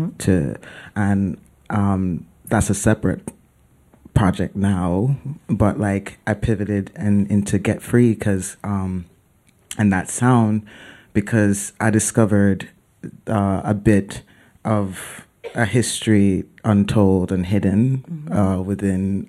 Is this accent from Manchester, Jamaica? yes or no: yes; Mandeville, Manchester, Jamaica; moved away as an adult; also born or lived in Kingston, Jamaica; now in New York, United States; my family's from Kingston, but I grew up in Mandeville.